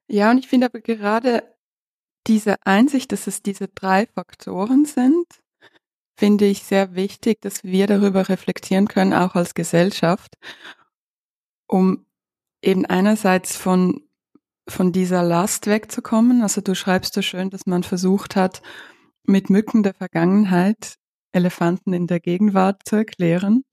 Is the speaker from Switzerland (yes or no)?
no; Ukraine; moved away; Ich bin ja aus der Ukraine